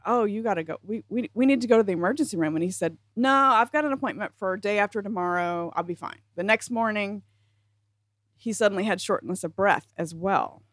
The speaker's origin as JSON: {"language": "English", "region": "South Carolina", "country": "United States", "tie": "born or raised there", "moved": "yes", "said": "when I was still living in South Carolina and I was a teenager."}